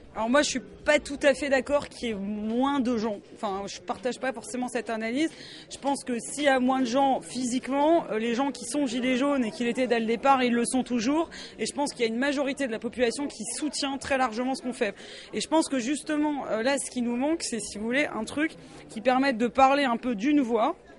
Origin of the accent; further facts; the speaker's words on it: Strasbourg, Grand Est, France; Je viens de Strasbourg